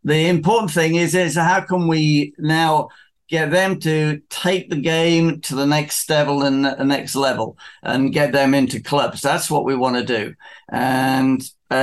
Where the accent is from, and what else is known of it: South East England, United Kingdom